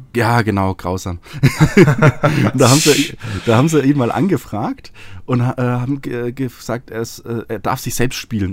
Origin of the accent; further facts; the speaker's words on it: Franconia, Bavaria, Germany; now in Munich, Germany; ich bin ja aus Franken, ja. Also Nordbayern für Norddeutsche sozusagen.